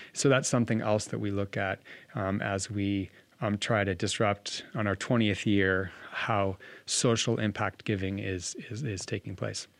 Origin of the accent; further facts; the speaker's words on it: Bozeman, Montana, United States; moved away as an adult; now in Washington State, United States; born and raised in Bozeman, so I bleed blue